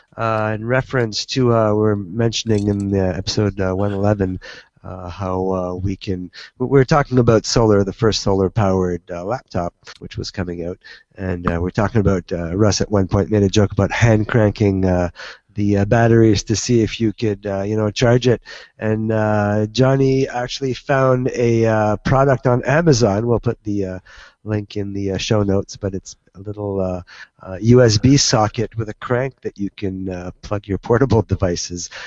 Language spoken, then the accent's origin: English; Canada; I'm Canadian